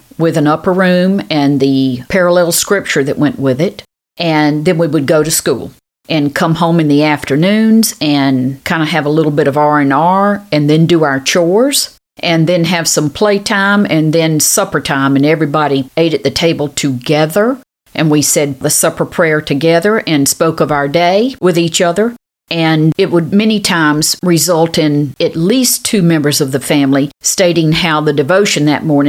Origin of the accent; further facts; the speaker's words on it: Cross City, Florida, United States; moved away; I was really blessed to grow up in Cross City, Florida.